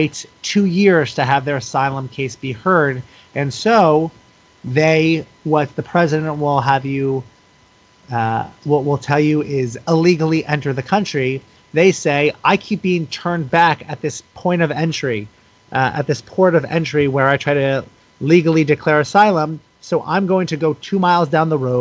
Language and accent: English; United States; allowed me to be born in this country and given that privilege, given that passport simply because I was born into this country